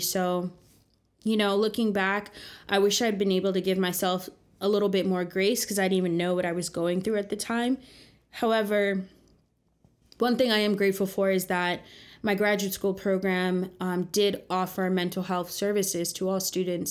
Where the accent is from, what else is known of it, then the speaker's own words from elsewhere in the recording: New Jersey, United States; moved away as an adult; now in New York City, United States; I grew up in the suburbs of New Jersey in the 90s